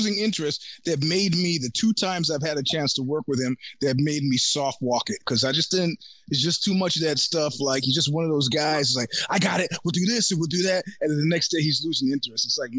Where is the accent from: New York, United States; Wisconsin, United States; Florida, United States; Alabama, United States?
New York, United States; New York City; I'm from Brooklyn.